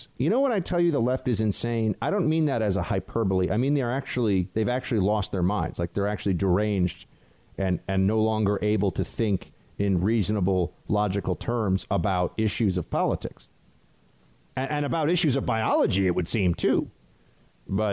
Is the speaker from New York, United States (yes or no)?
yes; New York, United States; I'm from New York